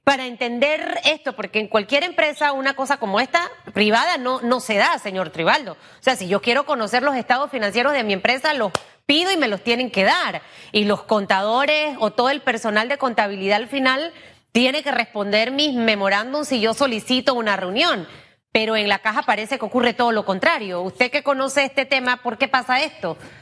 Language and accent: Spanish; Panama; como panameña